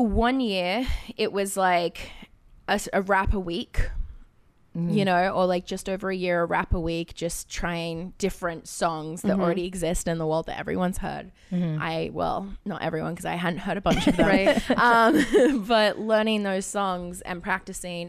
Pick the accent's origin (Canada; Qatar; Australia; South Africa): Australia; moved away; I grew up in Australia